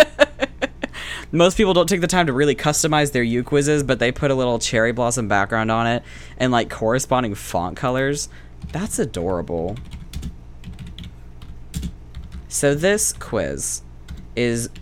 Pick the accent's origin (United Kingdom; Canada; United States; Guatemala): United States; the South; we were raised in the South